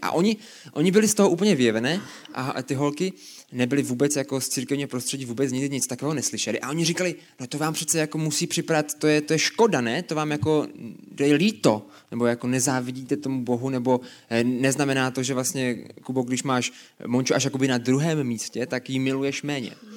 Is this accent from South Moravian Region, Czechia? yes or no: yes; Brno, South Moravian Region, Czechia; A pocházíme z Brna oba dva.